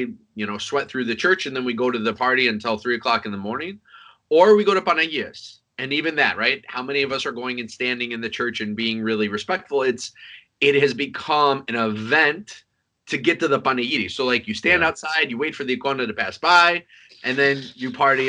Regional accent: Chicago, Illinois, United States; I grew up originally in Chicago, and I grew up in a pretty Greek American home. I had never gone to Greece until I was, I think, 11 years old.

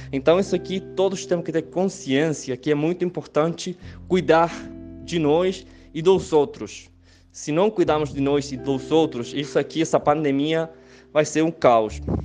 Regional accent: Chile; Portuguese is a second language; also born or lived in Santiago, Chile; eu sou chileno, moro em Santiago do Chile

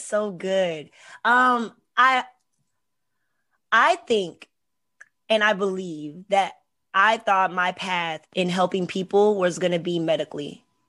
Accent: Hampton, Virginia, United States; also born or lived in Houston, Texas; I'm also from Hampton, Virginia, so the seven five

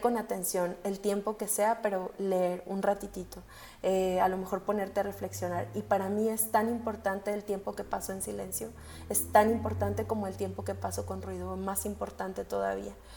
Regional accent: Mexico

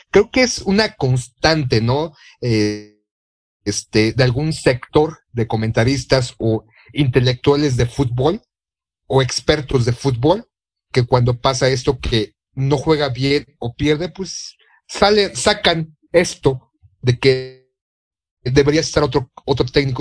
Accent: Mexico; como mexicano

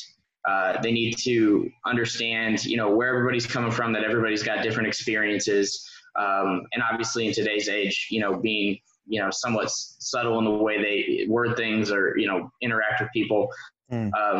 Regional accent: Indiana, United States; moved away as an adult; also born or lived in Twentynine Palms, California; I still work with my unit that's back in my home state in Indiana. I worked with them since I was a cadet

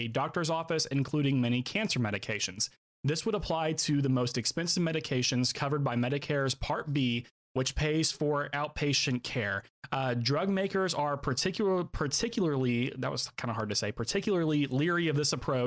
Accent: United States; I'm as American as everybody else

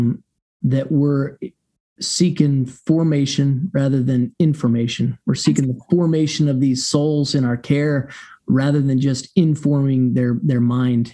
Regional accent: Ohio, United States; I grew up in Ohio and family in Michigan

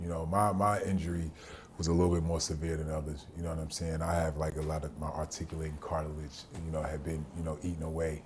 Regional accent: New Jersey, United States; I grew up in New Jersey during the D.A.R.E. era

